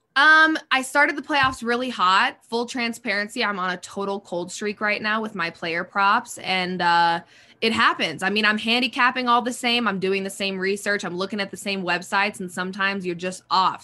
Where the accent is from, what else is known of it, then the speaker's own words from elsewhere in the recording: Denver, Colorado, United States; I am from Denver